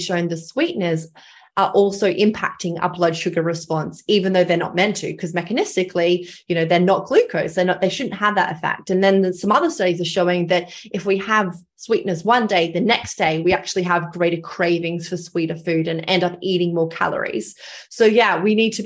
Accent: Australia; accent: Australian; I'm from Australia. You may have picked up my Australian accent. I grew up on a farm

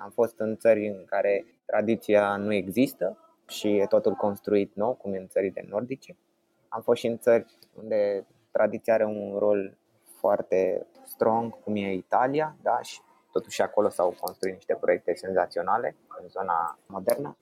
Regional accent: Bucharest, Romania; copilăria mea este petrecută în București

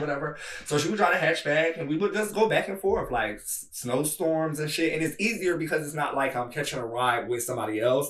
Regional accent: Bridgeton, New Jersey, United States; moved away as an adult; also born or lived in New York; now in Washington, D.C., United States; I'm born and raised in New Jersey

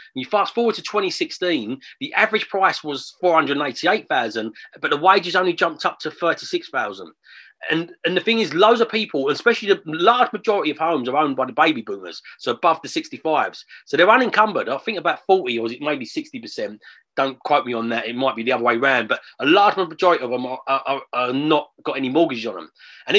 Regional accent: London, United Kingdom; I'm from London. I've born there. I love London. I live on the outskirts of it still now. Love the city.

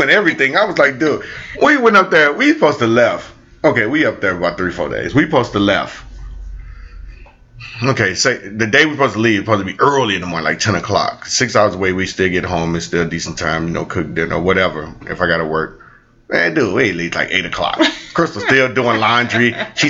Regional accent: St. Louis, Missouri, United States; I'm from St. Louis

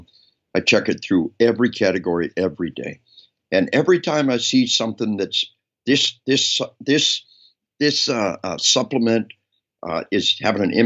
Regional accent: Arkansas, United States; We are from Arkansas

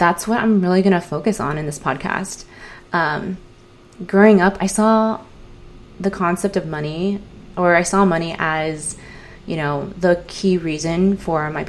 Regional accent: San Diego, California, United States; I grew up in San Diego, California

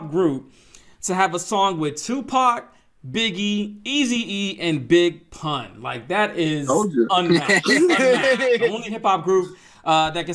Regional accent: Atlanta, Georgia, United States; I'm originally from Atlanta, Georgia

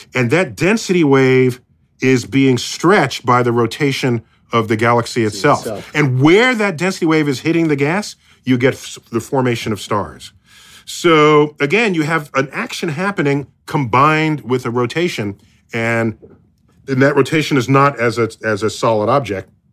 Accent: United States; I'm as an American

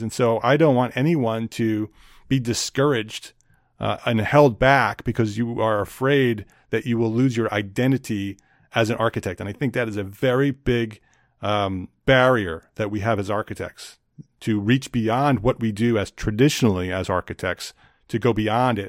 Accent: New Jersey, United States; moved away as an adult; also born or lived in Westchester County, New York; now in North Carolina, United States; I grew up in New Jersey

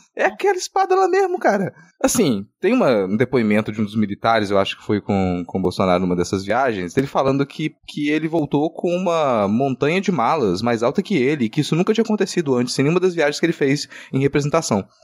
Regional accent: Minas Gerais, Brazil; Eu sou mineiro

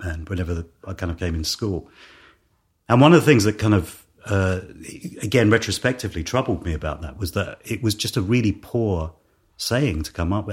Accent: London, United Kingdom; also born or lived in Ealing; I was born in Ealing and then Hounslow, which is kind of, uh, uh, well, it's probably under one of the flight paths to Heathrow. Um, it's still in West London

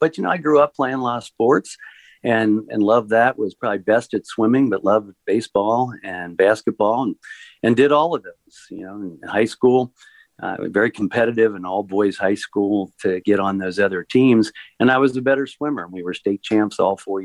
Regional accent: Cincinnati, Ohio, United States; also born or lived in Chicago; born and raised in Cincinnati, Ohio

